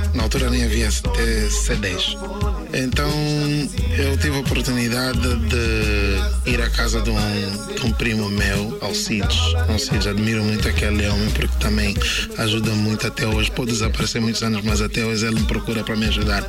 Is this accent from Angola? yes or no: yes; Angola; also born or lived in Tanzania